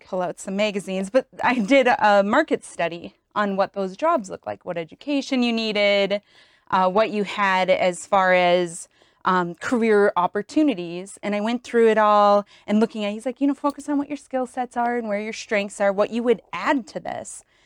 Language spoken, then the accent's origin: English; Wisconsin, United States; moved away as an adult; also born or lived in Michigan / Atlanta; Originally from Wisconsin.